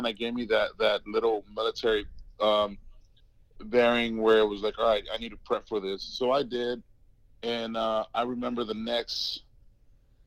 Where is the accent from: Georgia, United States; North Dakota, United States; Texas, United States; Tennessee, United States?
Texas, United States; Brownsville; So I grew up in South Texas, a little small town called Brownsville.